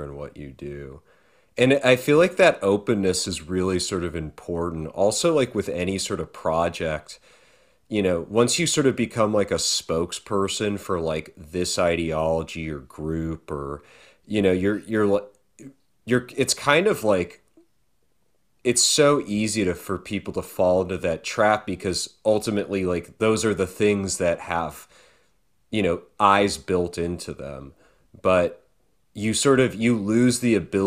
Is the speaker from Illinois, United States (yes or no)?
no; California, United States; I'm from California and it's just not a very academic-y place